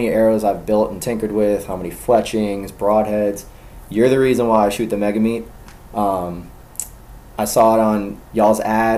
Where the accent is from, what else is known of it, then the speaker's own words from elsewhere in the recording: Gwinnett County, Georgia, United States; also born or lived in Covington area, Georgia; I grew up in Gwinnett. So it might as well be the city